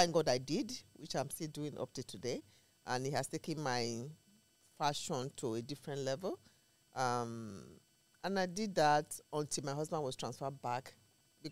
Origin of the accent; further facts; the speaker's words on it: Nigeria; moved away as an adult; also born or lived in Ewu / Agbede / Lagos / United States; I'm from Africa, West Africa to be precise, Nigeria